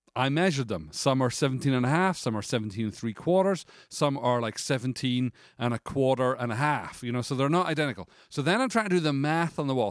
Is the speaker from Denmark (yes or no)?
no; United Kingdom; as a British person